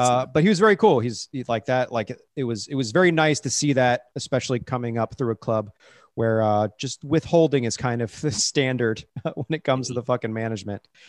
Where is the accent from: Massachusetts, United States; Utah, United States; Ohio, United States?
Ohio, United States; Cincinnati; moved away; I was from Cincinnati.